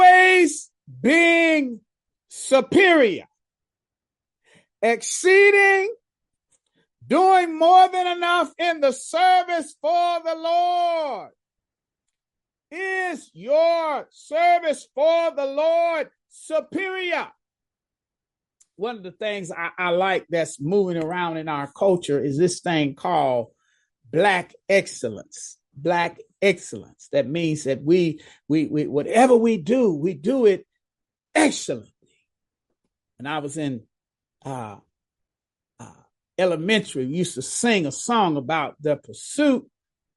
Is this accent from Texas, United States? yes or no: yes; Dallas, Texas, United States; I grew up in Dallas